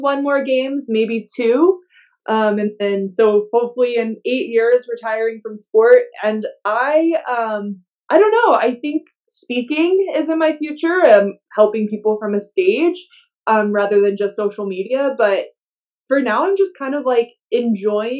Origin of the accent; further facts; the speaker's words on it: Louisiana, United States; I grew up in the South. I grew up in Louisiana